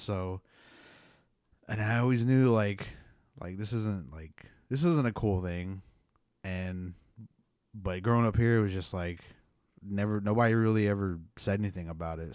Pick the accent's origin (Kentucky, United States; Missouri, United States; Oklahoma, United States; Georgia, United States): Oklahoma, United States; Pawnee; I grew up in Pawnee